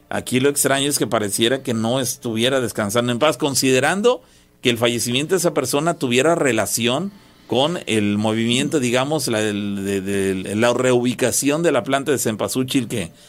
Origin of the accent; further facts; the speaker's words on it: San José La Troje, Veracruz, Mexico; now in Mexico City, Mexico; Yo soy originario de San José La Troje, aquí en Veracruz, pero actualmente radico en la Ciudad de México.